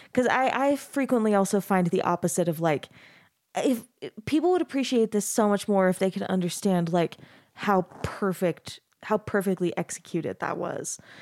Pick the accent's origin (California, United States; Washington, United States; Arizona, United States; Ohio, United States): Arizona, United States; now in Utah, United States; I grew up in Arizona, so I've, I've been in Utah about ten years now